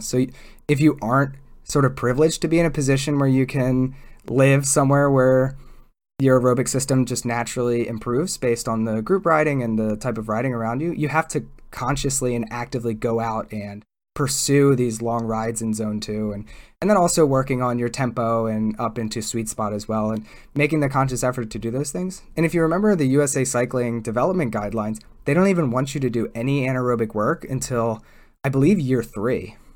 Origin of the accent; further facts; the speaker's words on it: East Coast, Pennsylvania, United States; I grew up on the East Coast where it's generally, it's not necessarily flatter where I grew up